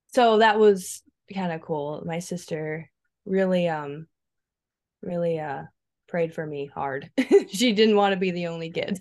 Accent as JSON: {"language": "English", "region": "Iowa", "country": "United States", "tie": "born or raised there", "moved": "yes", "lives_now": "South Dakota, United States", "said": "I was born in Iowa, and, um, I was adopted right from the hospital from my two parents, uh, Brad and Judy. And, um, we lived actually on a church campground, so that was kinda fun. My dad was a director, and so I got to spend my early childhood years, basically, like, in the forest"}